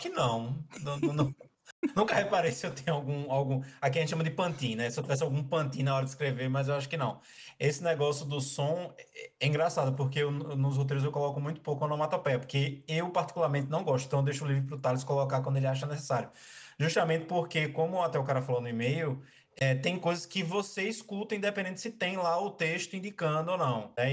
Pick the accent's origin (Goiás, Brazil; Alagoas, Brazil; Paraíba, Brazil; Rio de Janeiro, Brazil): Alagoas, Brazil; Maceió; now in Marechal Deodoro, Brazil; eu sou de Maceió, Alagoas, mas é, há dois anos eu moro em Marechal Deodoro, que é litoral sul, região metropolitana de Maceió